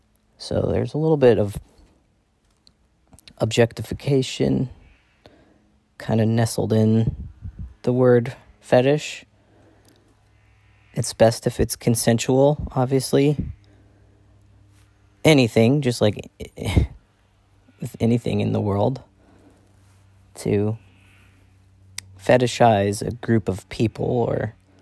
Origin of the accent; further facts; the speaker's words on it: Ireland; I'm an Irish white person.